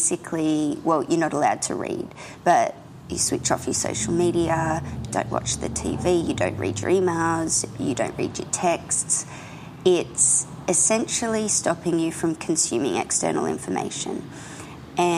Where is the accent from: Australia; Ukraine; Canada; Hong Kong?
Australia; I'm an Australian contemporary painter